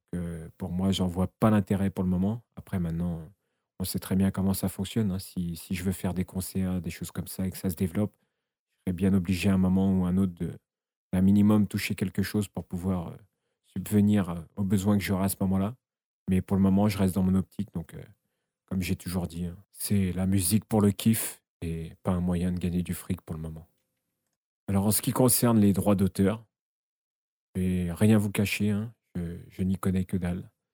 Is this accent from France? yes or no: yes; Essonne, Île-de-France, France; je suis originaire de l'Essonne dans le 91